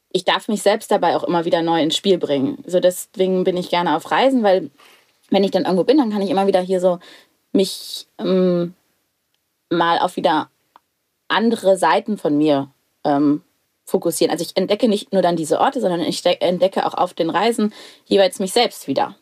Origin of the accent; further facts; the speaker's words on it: Lüneburg Heath, Lower Saxony, Germany; Mein erstes Leben auf dem Bauernhof, groß geworden in der Lüneburger Heide